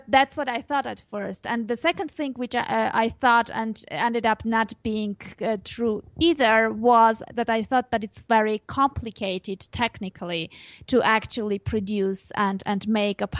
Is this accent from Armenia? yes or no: yes; Armenia; first language Armenian; English is a second language; I speak Armenian, it's obviously my native tongue.